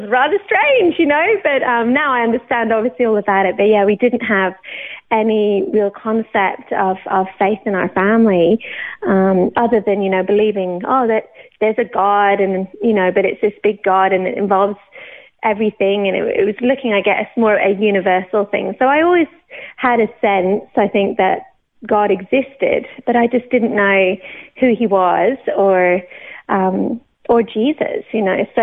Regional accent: Banchory, Scotland, United Kingdom; also born or lived in Newcastle / Oxford; now in Australia; I'm not Australian. I was born in the UK. I was actually born in Newcastle, um, brought up in Oxford for until I was about 10, and then we moved up to Scotland.

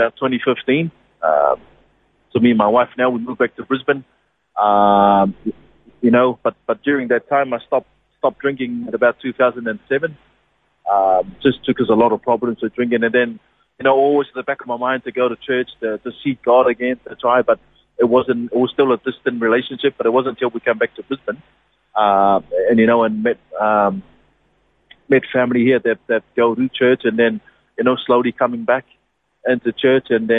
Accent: Niue; moved away; born and bred in Niue.

